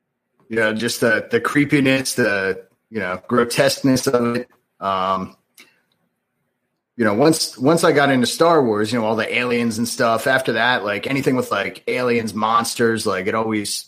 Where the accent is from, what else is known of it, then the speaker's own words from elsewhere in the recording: Michigan, United States; also born or lived in Delaware; now in Wilmington, United States; Originally, I'm from Michigan, but spent most of my life in Delaware. And that's where I'm at now. So, Wilmington, Delaware.